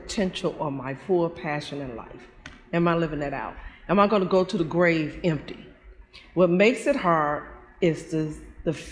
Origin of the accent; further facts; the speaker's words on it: Chicago, Illinois, United States; also born or lived in Kankakee, Illinois; I'm from Chicago.